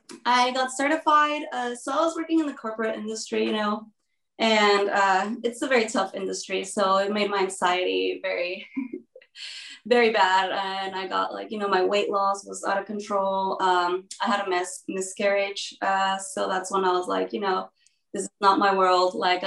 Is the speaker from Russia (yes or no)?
no; Mexico City, Mexico; moved away as an adult; also born or lived in United States; now in Texas, United States; I was born in Mexico City, and then my dad is a U.S. citizen, so I kind of grew up back and forth my whole life. I lived like 4 years in Mexico, 4 years in the U.S., 5 years in Mexico